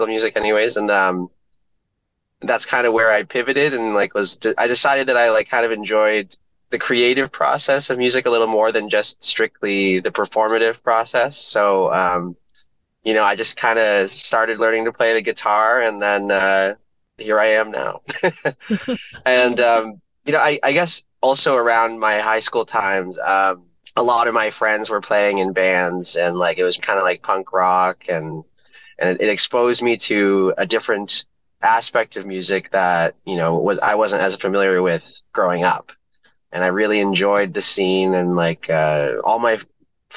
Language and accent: English; Windsor, Ontario, Canada; I'm from Windsor